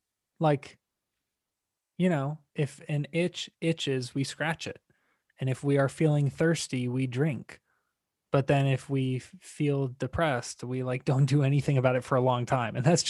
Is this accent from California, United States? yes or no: no; Tampa, Florida, United States; I grew up in Tampa, Florida